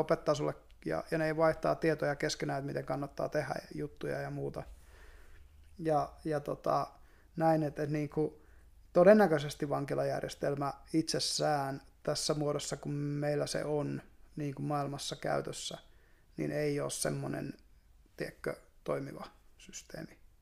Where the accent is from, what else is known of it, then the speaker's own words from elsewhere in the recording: Savonlinna, South Savo, Finland; me ollaan molemmat vähän niin kuin maalta. Mä oon, mä oon Savonlinnasta